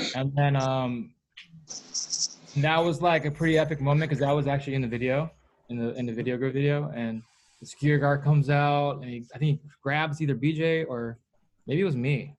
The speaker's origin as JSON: {"language": "English", "area": "Bay Area", "region": "California", "country": "United States", "tie": "born or raised there", "said": "in the Bay Area, my hometown"}